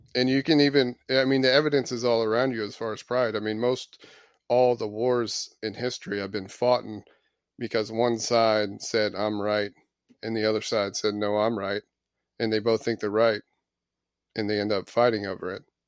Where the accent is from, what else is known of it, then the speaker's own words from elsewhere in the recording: Florida, United States; moved away; I was born in Florida.